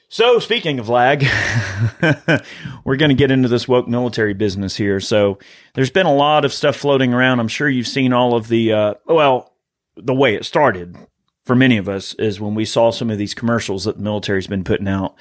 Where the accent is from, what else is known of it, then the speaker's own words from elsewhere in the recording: United States; as an American